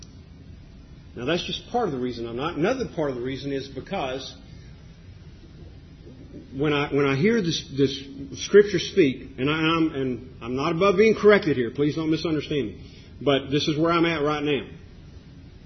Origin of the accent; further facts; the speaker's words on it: United States; us as American 21st century Christians